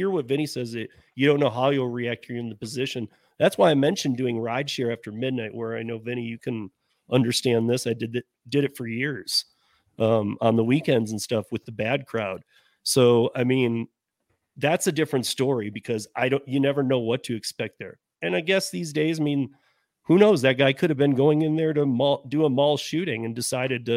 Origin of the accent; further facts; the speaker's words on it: Michigan, United States; growing up in Michigan